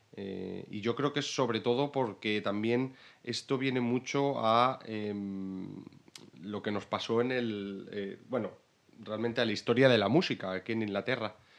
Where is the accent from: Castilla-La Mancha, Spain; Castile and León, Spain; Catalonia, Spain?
Castile and León, Spain; Salamanca; moved away as an adult; also born or lived in Brighton; now in London, United Kingdom; vengo de Salamanca pero ahora mismo estoy viviendo en Londres